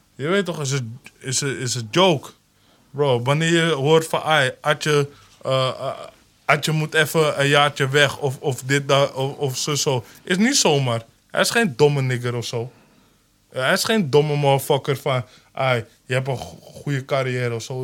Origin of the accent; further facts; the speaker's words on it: Amsterdam, North Holland, Netherlands; ik ben echt een Holendrecht nigger